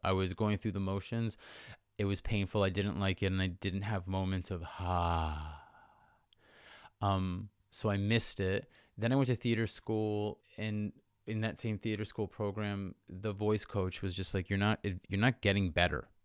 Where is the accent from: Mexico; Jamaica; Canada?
Canada; York Region, Ontario; moved away as an adult; also born or lived in Hong Kong / Vancouver / Saint Petersburg; I grew up in York Region, Ontario, which is like, it's like just the suburbs of Toronto